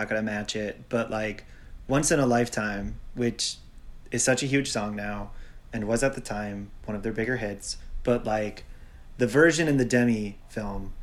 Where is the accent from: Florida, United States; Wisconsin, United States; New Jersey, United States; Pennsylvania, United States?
Wisconsin, United States; Milwaukee; my home town Milwaukee.